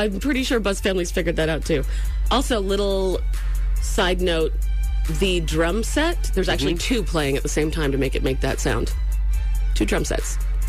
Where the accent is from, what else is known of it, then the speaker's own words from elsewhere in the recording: Maine, United States; This is my home state, first off.